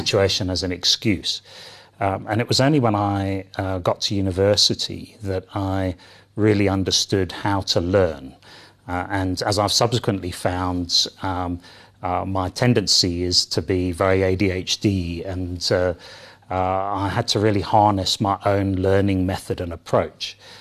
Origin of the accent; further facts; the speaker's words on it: London, United Kingdom; moved away; I was born and bred in, in the U K, in London